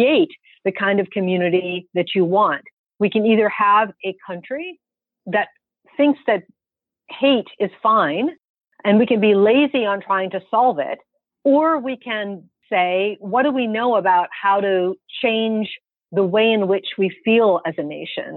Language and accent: English; United States; as an American and as a Muslim